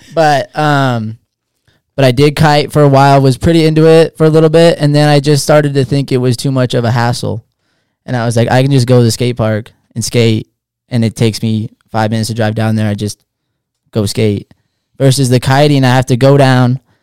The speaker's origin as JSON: {"language": "English", "town": "Hood River", "region": "Oregon", "country": "United States", "tie": "born or raised there", "said": "Born and raised Hood River, Oregon, small town"}